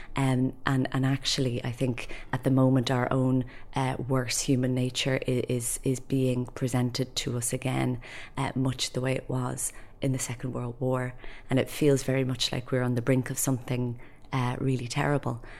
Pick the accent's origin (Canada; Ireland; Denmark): Ireland; Dublin, Leinster; I'm a poet from Dublin